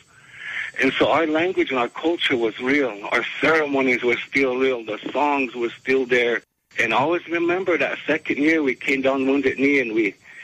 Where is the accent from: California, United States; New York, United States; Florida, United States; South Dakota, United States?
South Dakota, United States; as Lakota